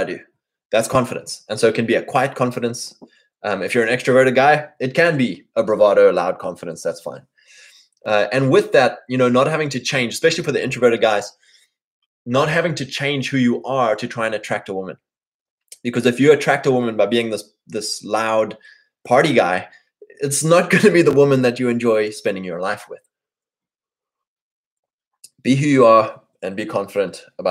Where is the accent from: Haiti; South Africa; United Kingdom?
South Africa; moved away as an adult; also born or lived in Lexington, Kentucky; now in United States; I'm from Africa